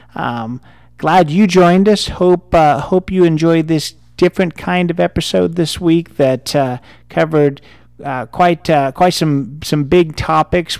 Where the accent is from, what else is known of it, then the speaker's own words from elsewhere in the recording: United States; as an American